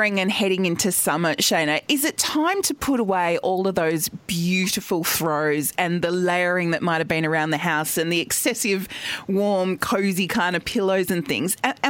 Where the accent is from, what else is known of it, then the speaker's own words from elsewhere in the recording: Adelaide Hills, South Australia, Australia; now in Melbourne, Australia; I grew up in the Adelaide Hills